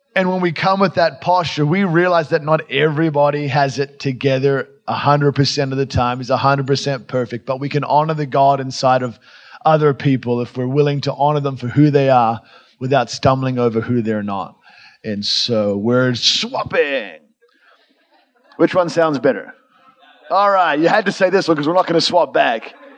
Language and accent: English; Australia; I come from Australia, actually, from the real South, like the real, real South, Australia